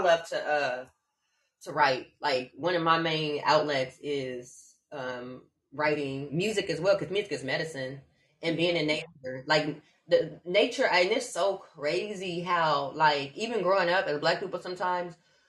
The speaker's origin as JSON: {"language": "English", "town": "Omaha", "region": "Nebraska", "country": "United States", "accent": "neutral", "said": "I'm from Omaha, Nebraska. So I have a very neutral accent, the way I talk."}